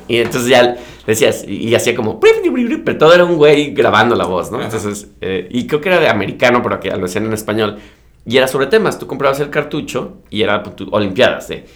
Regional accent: Mexico; yo digo de México

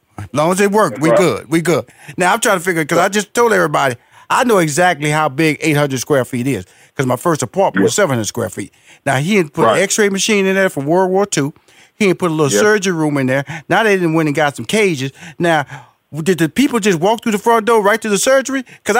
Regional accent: Houston, Texas, United States; So, because I am a country boy, I'm from Houston, Texas, Fifth Ward. But I'm a bank fisherman.

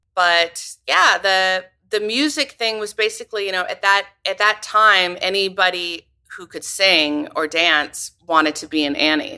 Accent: Northern California, United States; moved away as an adult; also born or lived in Los Angeles / Paris; now in upstate New York, United States; I grew up in, in California. Um, I'm from California, Northern California originally

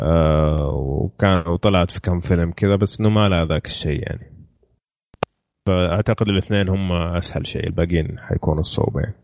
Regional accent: Saudi Arabia; عندنا في السعوديه

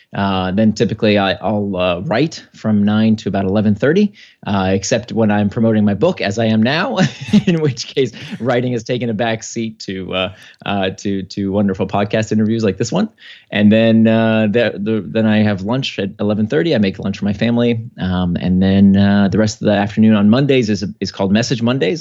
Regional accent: United States; my family came to America in nineteen eighty-one, uh, kinda to pursue the American dream

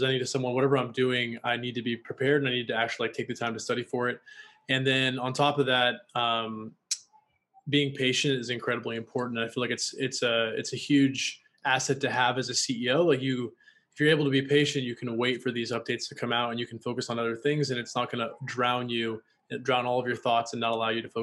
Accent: Washington, United States; also born or lived in Los Angeles, United States; now in Austin, United States; I'm from Washington State

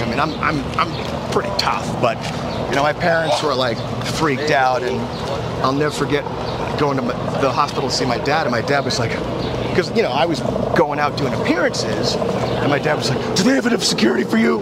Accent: Cambridge, Massachusetts, United States; I grew up in Cambridge, Massachusetts

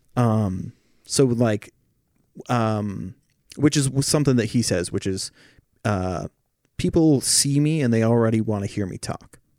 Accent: Oregon, United States; when I was growing up in Oregon

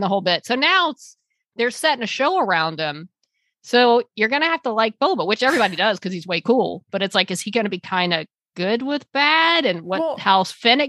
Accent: Australia; Being Australian means I have definitely made fun of their accents my entire life.

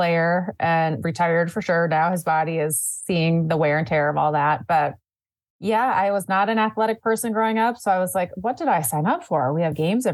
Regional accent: St. Paul, Minnesota, United States; also born or lived in Morocco; I grew up in the Twin Cities. I was actually born in Minneapolis, but I'm a St. Paul, Minnesota girl

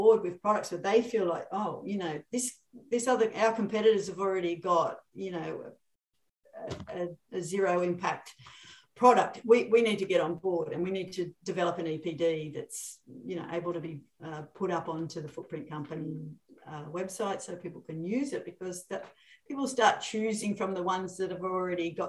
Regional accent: Sydney, New South Wales, Australia; I'm from Sydney.

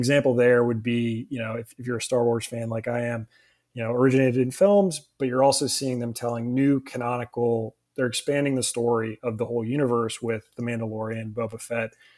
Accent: New Orleans, Louisiana, United States; Born and raised in New Orleans.

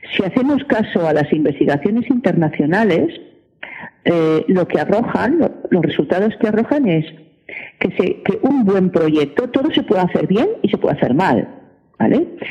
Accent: L'Hospitalet de Llobregat, Catalonia, Spain; Yo soy de Hospitalet de Llobregat

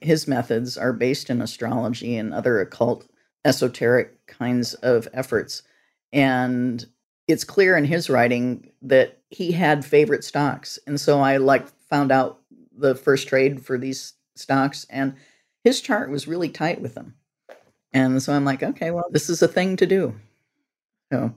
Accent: Northwest Illinois, United States; I grew up on a farm in Northwest Illinois

